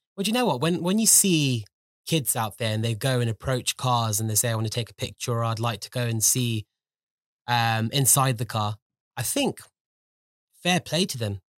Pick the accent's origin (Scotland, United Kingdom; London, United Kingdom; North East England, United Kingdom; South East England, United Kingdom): London, United Kingdom; I was born and brought up in London. I was, um, born and brought up in West London